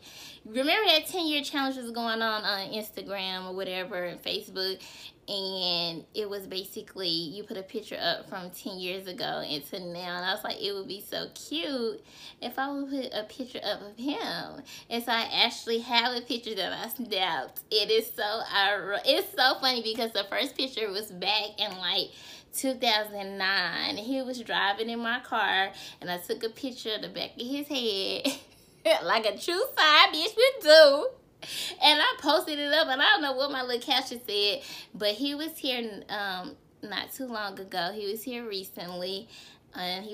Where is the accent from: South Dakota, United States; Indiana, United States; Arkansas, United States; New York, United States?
Arkansas, United States; moved away; Y'all know I'm from Arkansas